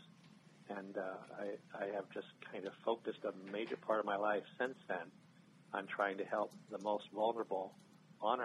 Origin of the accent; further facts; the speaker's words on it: Ridgefield, Connecticut, United States; I grew up in Ridgefield, Connecticut